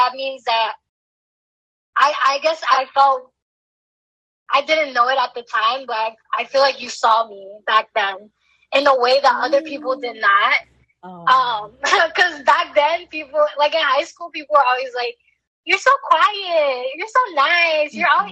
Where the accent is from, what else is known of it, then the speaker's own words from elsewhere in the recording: New York City, New York, United States; also born or lived in Washington Heights, New York City; I was born and raised in the Bronx.